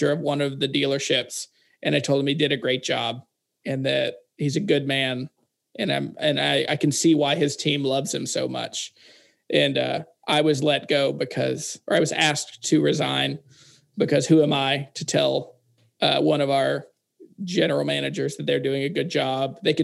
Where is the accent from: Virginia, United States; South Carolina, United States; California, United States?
Virginia, United States; Harrisonburg; moved away as an adult; also born or lived in Louisiana; We moved from Louisiana back to my hometown in Virginia in the Shenandoah Valley